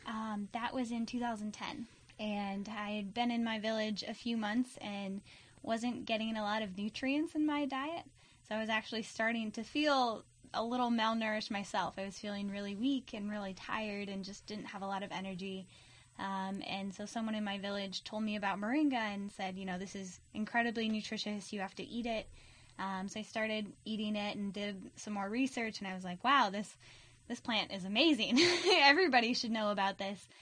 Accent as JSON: {"language": "English", "town": "Alameda", "region": "California", "country": "United States", "tie": "born or raised there", "also_born_or_lived": "Washington State", "said": "I grew up in Alameda"}